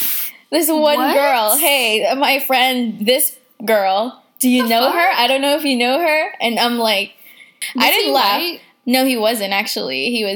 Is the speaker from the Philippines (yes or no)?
yes; Philippines; Oh, my God. Yes, sir, I'm purebred.